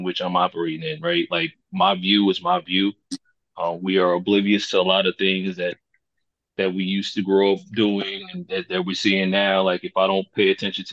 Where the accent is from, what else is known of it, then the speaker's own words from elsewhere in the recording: Wilmington, North Carolina, United States; now in White Plains, United States; I'm originally from North Carolina, Wilmington, to be exact, Port City. Currently residing in White Plains, Maryland